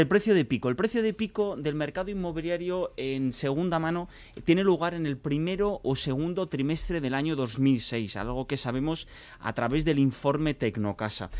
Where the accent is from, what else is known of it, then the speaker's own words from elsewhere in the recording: Biscay, Basque Country, Spain; yo vengo de Vizcaya